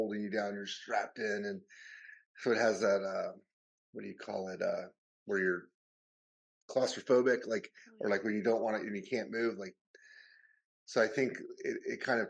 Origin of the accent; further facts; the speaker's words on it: United States; moved away as an adult; now in London, United Kingdom; growing up in America